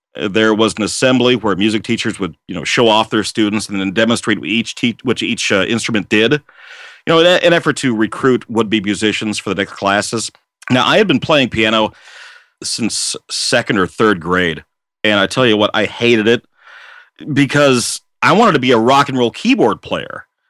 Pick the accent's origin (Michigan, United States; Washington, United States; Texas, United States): Washington, United States; also born or lived in Seattle / Port Orchard / Kennewick / Vancouver; lifelong resident of Washington State, I was born in Seattle, uh, and I grew up in uh, Seattle, uh, Port Orchard, Kennewick, Vancouver, uh, Kent, and then later Auburn.